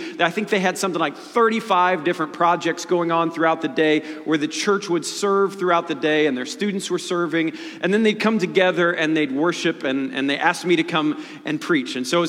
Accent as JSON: {"language": "English", "town": "Dayton", "region": "Ohio", "country": "United States", "tie": "born there", "said": "I was born in Dayton, Ohio."}